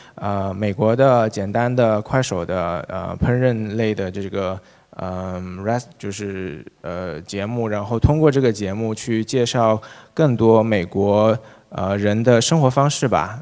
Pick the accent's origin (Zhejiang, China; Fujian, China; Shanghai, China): Zhejiang, China; Wenzhou; 然后我是从小在温州长大的嘛，其实那个，呃，我，从小就是也很喜欢吃这个海鲜